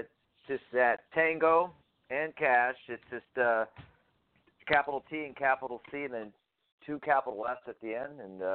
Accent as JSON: {"language": "English", "town": "Orlando", "region": "Florida", "country": "United States", "moved": "yes", "said": "even though I was from Orlando."}